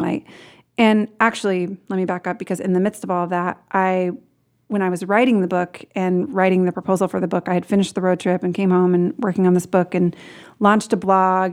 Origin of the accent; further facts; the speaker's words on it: Portland, Oregon, United States; I grew up in Portland, Oregon, lived there most of my life